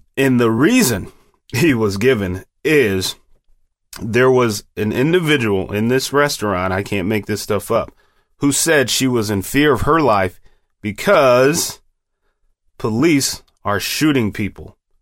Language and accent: English; United States; We, as American citizens